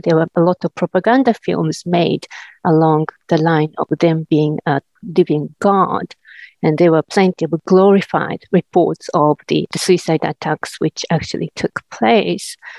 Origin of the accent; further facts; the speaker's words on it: Japan; moved away as an adult; now in New Zealand; I teach in New Zealand now, but originally I come from Japan, and that's where I was educated first.